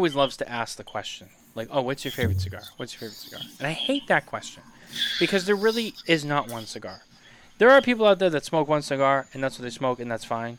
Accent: Canada; Mitchell, I only get picked on because I'm Canadian.

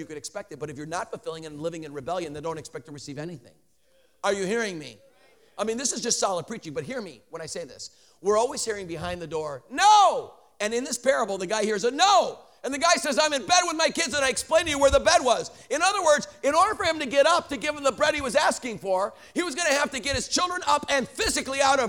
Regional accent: Chicago, Illinois, United States; now in Denver, United States; I live in Denver. I'm a Bears fan because I'm from Chicago originally

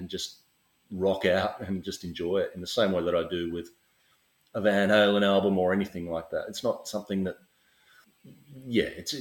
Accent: Australia; I'm Australian

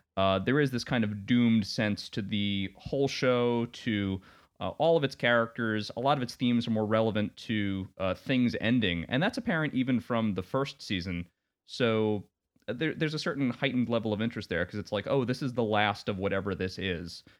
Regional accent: Long Island, New York, United States; I grew up in Long Island, or on Long Island, as we say, uh, New York

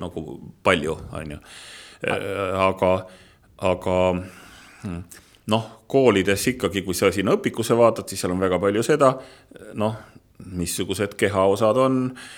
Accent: Otepää area, Valga County, Estonia; mina olen maalaps ja ma olen siis pärit, ma võin öelda, et Otepää mailt

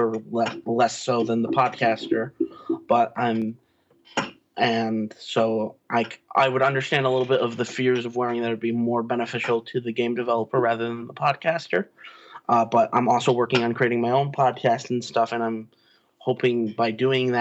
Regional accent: New York, United States; I'm from New York

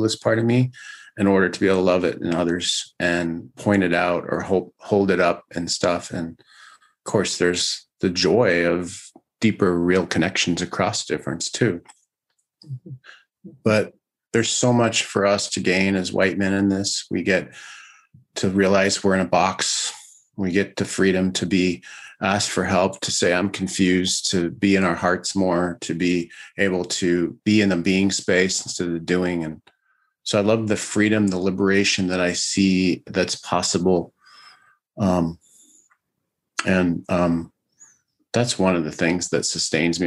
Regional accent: Iowa, United States; growing up in Iowa, you know, what I grew up with and learned

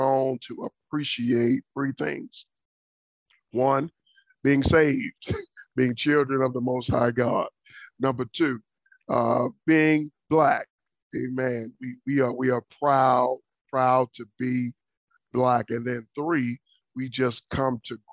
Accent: Dallas, Texas, United States; moved away as an adult; now in Florida, United States; born and raised in Dallas, Texas

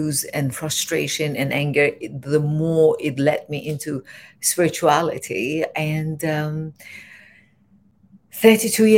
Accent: Iran; moved away as an adult; also born or lived in London, England; now in Los Angeles, United States; I am originally from Iran

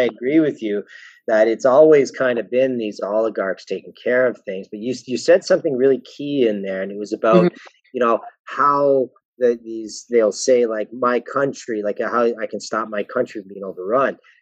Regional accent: Welland, Ontario, Canada; I'm from Welland

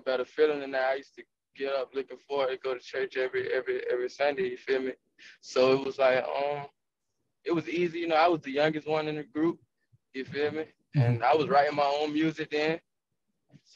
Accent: Jacksonville, Florida, United States; moved away; I'm from Jacksonville

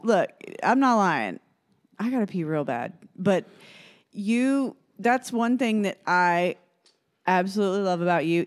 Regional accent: Fort Myers, Florida, United States; I was born in Fort Myers, Florida

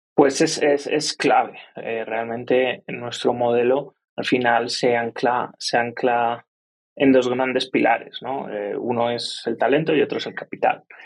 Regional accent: Spain; moved away as an adult; now in Colombia; yo soy español

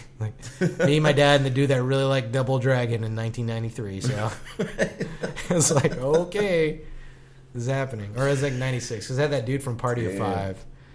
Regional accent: Long Beach, California, United States; I'm from Long Beach

